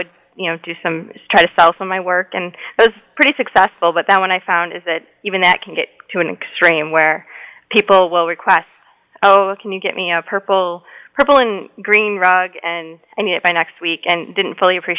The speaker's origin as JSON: {"language": "English", "town": "Detroit", "region": "Michigan", "country": "United States", "moved": "as an adult", "lives_now": "Michigan, United States", "said": "I'm from Metro Detroit"}